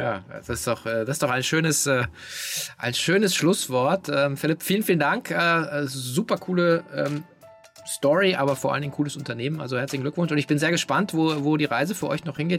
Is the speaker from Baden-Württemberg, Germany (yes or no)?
no; Hanover, Lower Saxony, Germany; Ich komme aus Hannover